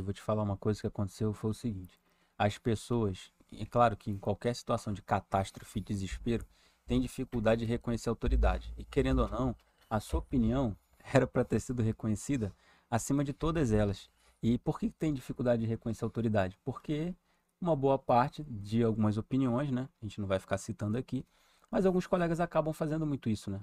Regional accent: São Gonçalo, Rio de Janeiro, Brazil; Eu fui criado lá em São Gonçalo

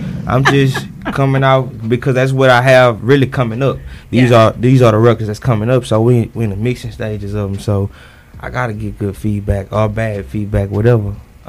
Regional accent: Houston, Texas, United States; I'm from Houston

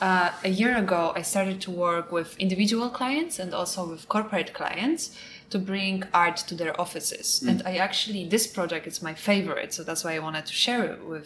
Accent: Poland; first language Polish; English is a second language; moved away as an adult; Polish is a really hard language. And to be honest, even it's my first language, I would make some mistakes.

